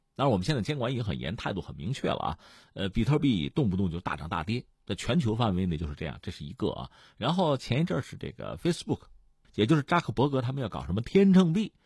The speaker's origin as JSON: {"language": "Chinese", "region": "Hebei", "country": "China", "said": "我们是河北人"}